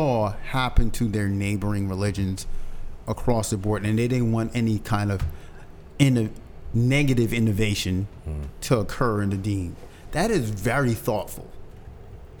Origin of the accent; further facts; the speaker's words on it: United States; I'm an American